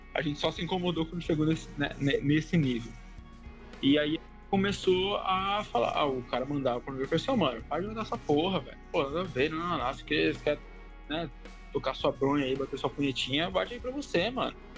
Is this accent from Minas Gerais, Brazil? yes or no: no; São Paulo, Brazil; eu sou de São Paulo